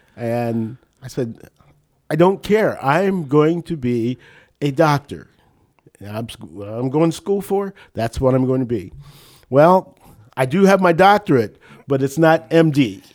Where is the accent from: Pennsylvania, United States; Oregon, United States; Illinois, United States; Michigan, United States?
Pennsylvania, United States; New Castle; also born or lived in Uniontown, Pennsylvania; now in Northeast Ohio, United States; I'm a Western P A, born and bred